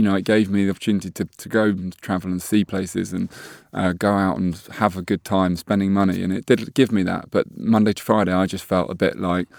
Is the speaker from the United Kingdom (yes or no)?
yes; Hove, South East England, United Kingdom; We always say Hove, actually, because everyone says Brighton, but it's Hove.